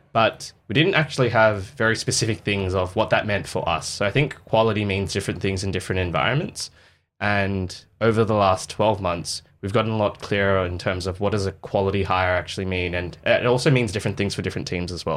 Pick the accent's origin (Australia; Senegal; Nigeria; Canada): Australia; the West, Western Australia; so in Australia, um, I grew up in the West